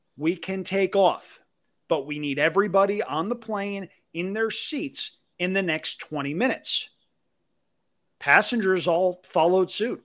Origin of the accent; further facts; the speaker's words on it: Albany, New York, United States; near my hometown in Albany, New York